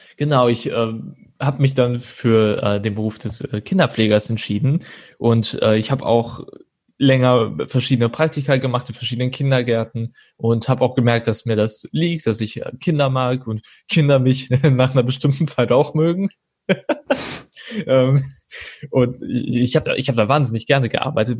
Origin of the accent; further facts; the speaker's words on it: Troisdorf, North Rhine-Westphalia, Germany; now in Cologne, Germany; geboren und aufgewachsen bin ich in Troisdorf und ähm, dann bin ich äh, 2013 nach Köln gezogen